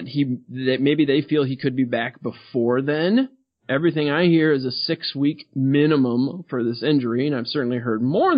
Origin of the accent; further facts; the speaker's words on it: Detroit, Michigan, United States; from Motown